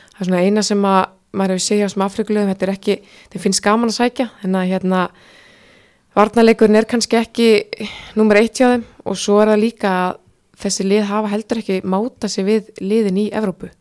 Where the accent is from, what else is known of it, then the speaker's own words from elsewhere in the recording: Iceland; við Íslendingar